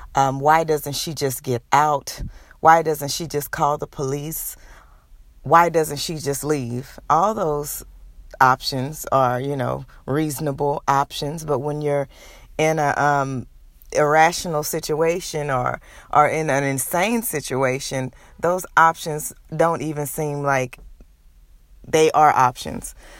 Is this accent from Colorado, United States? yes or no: no; Houston, Texas, United States; moved away as an adult; also born or lived in Nashville, Tennessee; I'm originally from Houston, Texas.